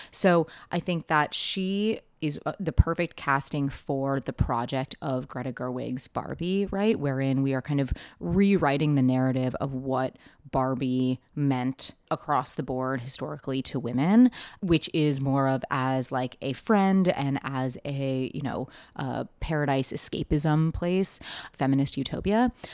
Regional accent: Seattle, Washington, United States; I grew up in Seattle in late nineties, early two thousands.

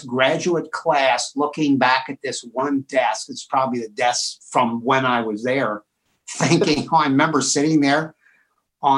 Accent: Cincinnati, Ohio, United States; I grew up in Cincinnati, Ohio

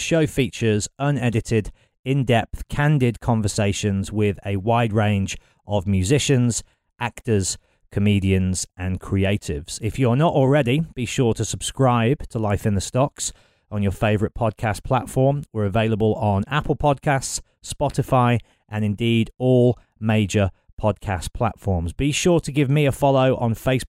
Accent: Birmingham, West Midlands, United Kingdom; I'm in my hometown in Birmingham

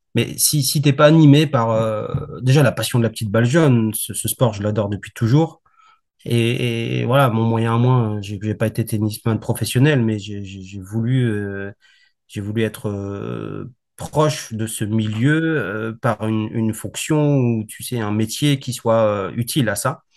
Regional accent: Valenciennes, Hauts-de-France, France; je suis du Nord, je suis né à Valenciennes

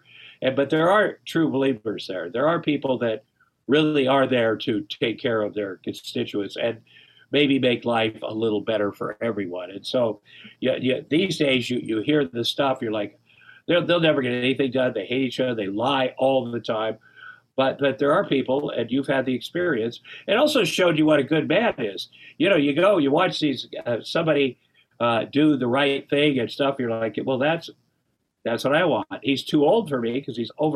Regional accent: Iowa, United States; I'm from Iowa

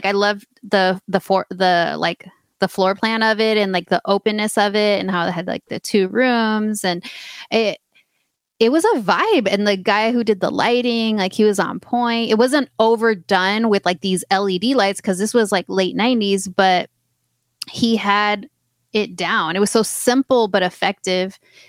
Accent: California, United States; I grew up in the Bay Area, and so my first like nightclubbing experience actually was in San Francisco.

